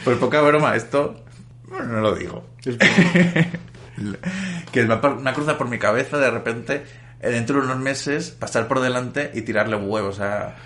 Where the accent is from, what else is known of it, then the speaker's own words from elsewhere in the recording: Valencia, Valencian Community, Spain; moved away as an adult; now in Madrid, Spain; yo soy de Valencia y me tuve que ir a vivir a Madrid